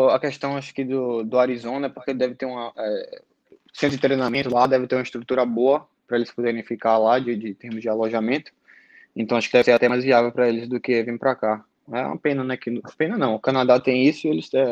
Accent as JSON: {"language": "Portuguese", "town": "Salvador", "region": "Bahia", "country": "Brazil", "tie": "born or raised there", "said": "sou de Salvador. Sempre morei lá a minha vida toda."}